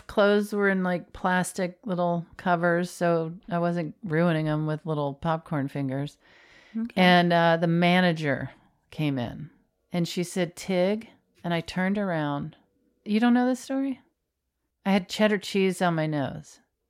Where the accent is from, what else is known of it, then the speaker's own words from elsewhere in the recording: Florida, United States; And I'm from Florida.